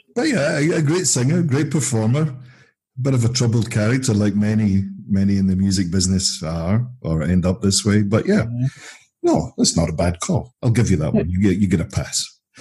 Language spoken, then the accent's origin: English; Glasgow, Scotland, United Kingdom; Speaking as a Glaswegian myself